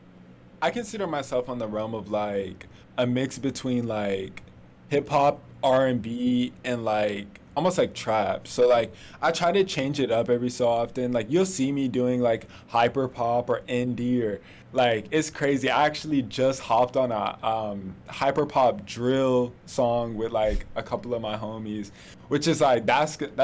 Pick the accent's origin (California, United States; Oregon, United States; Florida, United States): Florida, United States; also born or lived in Atlanta, Georgia; I'm from Florida. Used to live in Atlanta for a little bit